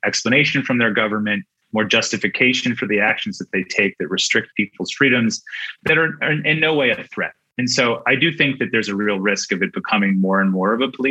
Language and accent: English; United States; moved away as an adult; also born or lived in Mexico City / Baghdad; now in Australia; as an American